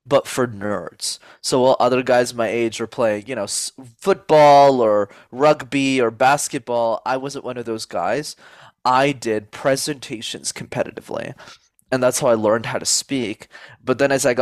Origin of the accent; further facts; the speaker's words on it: Montreal, Quebec, Canada; first language English; I'm born and raised in Montreal in Canada